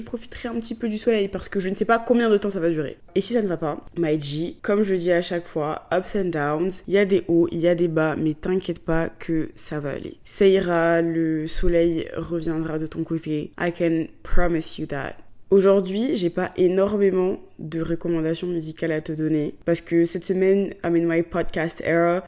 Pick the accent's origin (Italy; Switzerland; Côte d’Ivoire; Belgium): Côte d’Ivoire; Abidjan; now in Paris, France; chez moi, à Abidjan